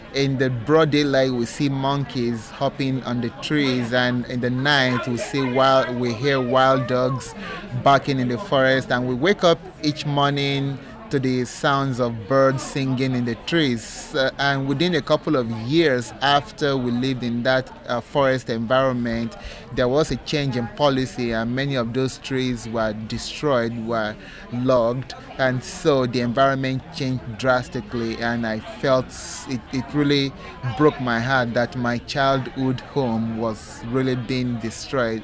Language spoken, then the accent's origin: English; Nigeria; moved away as an adult; now in Nevada, United States; I am originally from Nigeria